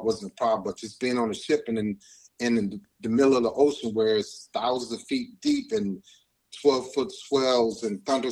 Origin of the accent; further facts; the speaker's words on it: Cleveland, Ohio, United States; moved away as an adult; now in Chicago, United States; I'm from Cleveland, Ohio